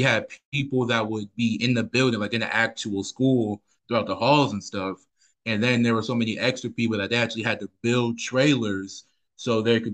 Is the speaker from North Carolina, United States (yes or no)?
yes; Charlotte, North Carolina, United States; I'm pretty much born and raised in Charlotte, the east side of Charlotte area.